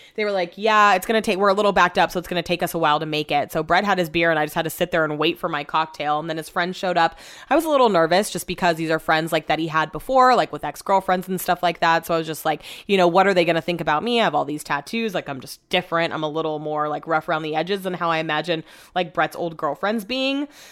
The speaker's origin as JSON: {"language": "English", "country": "United States", "accent": "American", "said": "my American accent"}